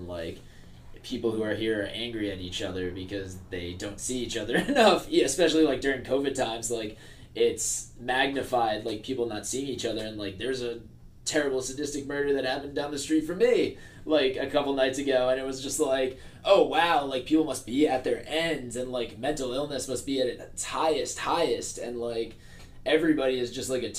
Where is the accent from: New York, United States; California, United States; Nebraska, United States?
New York, United States; Warwick; Because, like, it is a very wonderful place to grow up, and there's a lot of parks and, like, very good schools.